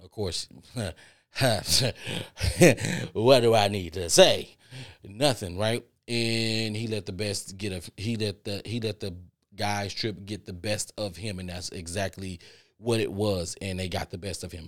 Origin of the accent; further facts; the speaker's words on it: Texas, United States; I'm from Texas